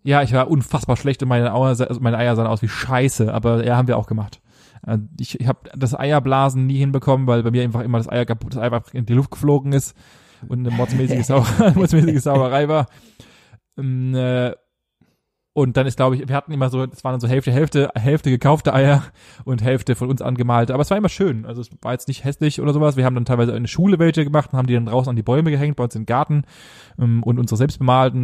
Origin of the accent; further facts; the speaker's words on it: Germany; bei uns in Deutschland